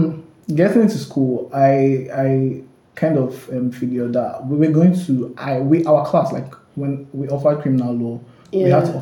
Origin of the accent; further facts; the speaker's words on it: Akwa Ibom, Nigeria; I hail from Akwa Ibom State. It's a small state, you know, down in the south of Nigeria.